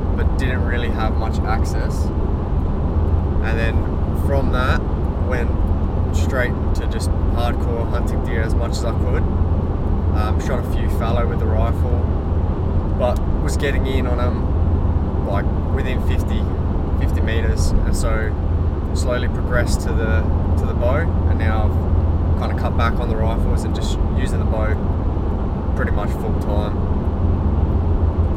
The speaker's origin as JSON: {"language": "English", "town": "Adelaide", "region": "South Australia", "country": "Australia", "tie": "born or raised there", "said": "I grew up in Adelaide, little old Adelaide"}